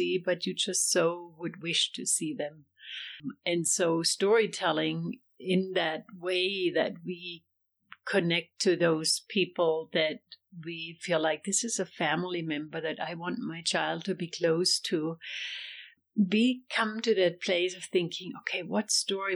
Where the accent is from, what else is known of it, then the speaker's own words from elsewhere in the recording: Germany; English is a second language; moved away as an adult; now in United States; I'm from Germany, and I raised both of my daughters here in the U.S.